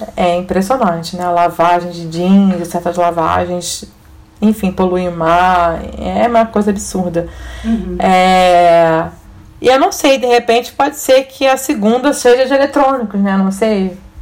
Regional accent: Rio de Janeiro, Brazil; Na minha época de criança, adolescente, hum. a gente tinha outono no Rio de Janeiro.

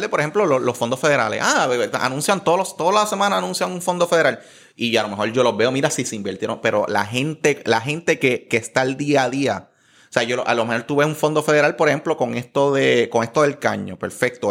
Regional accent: Guaynabo, Puerto Rico; yo viví en Guaynabo de hecho, mis papás viven allí. 27, 28 años de mi vida viven en Guaynabo.

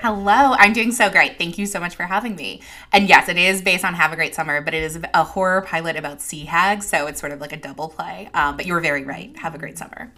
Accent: New York, United States; as a New Yorker

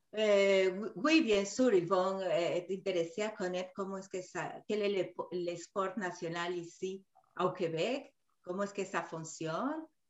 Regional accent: Peru; moved away; surtout au Pérou, mon pays d'origine

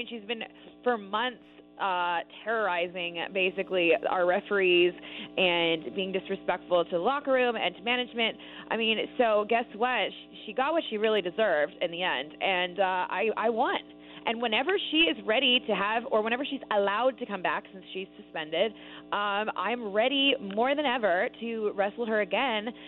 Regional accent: Canada; moved away as an adult; I'm Canadian

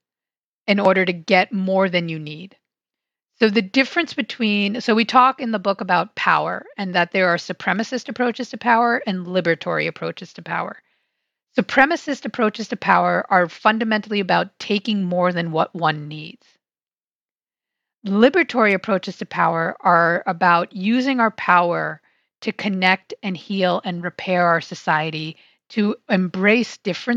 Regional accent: New York City, New York, United States; now in Silver Spring, Maryland, United States; I grew up on Staten Island, which is a very weird place to grow up

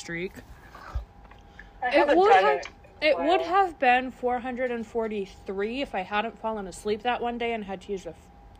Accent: Vermont, United States; What's Vermont? I'm from Vermont.

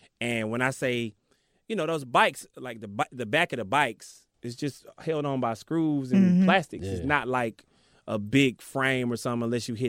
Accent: Decatur, Georgia, United States; I grew up on the east side.

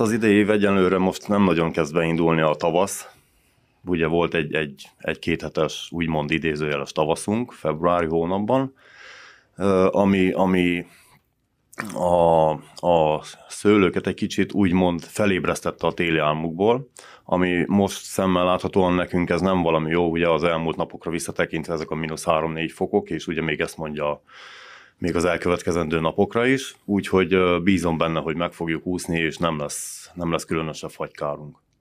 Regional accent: Săcueni, Bihor County, Romania; székédi születésű vagyok, székédi lakos

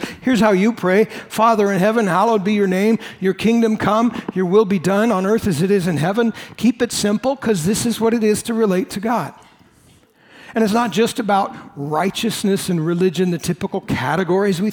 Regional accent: United States; I'm an American

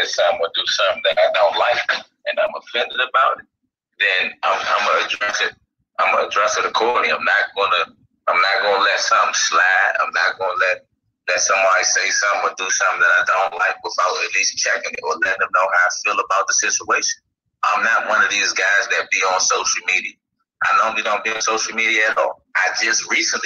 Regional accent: Washington, District of Columbia, United States; I grew up in Washington, D.C.

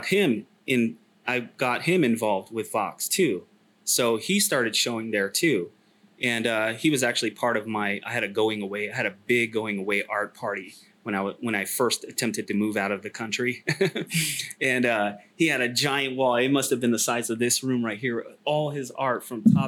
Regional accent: Sacramento, California, United States; moved away as an adult; also born or lived in China; I was born in Sac. Sac's my hometown

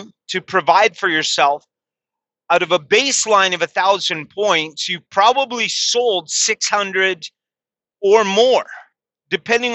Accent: Canada; here in my home country, I'm ashamed to say that's Canada

